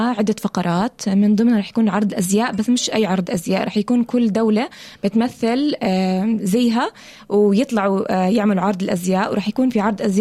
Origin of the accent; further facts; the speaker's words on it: Palestine; now in Australia; انا حكون لابسة زي الفلسطيني بما انه انا من فلسطين